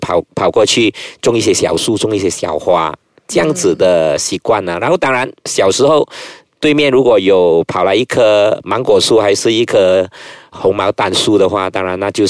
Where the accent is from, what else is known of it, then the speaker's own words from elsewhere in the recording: Guangdong, China; 我都是会煮，会煮一些米粉吃啊，啊，还是会煮一些啊家常便饭啊，蒸猪肉啊等等，我们广东人喜欢吃的，煲一煲汤啊。